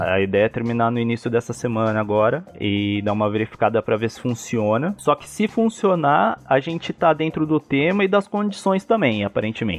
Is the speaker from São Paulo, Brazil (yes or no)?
yes; Americana, São Paulo, Brazil; moved away as an adult; now in São Paulo, Brazil; eu moro hoje em São Paulo, mas eu sou de Americana.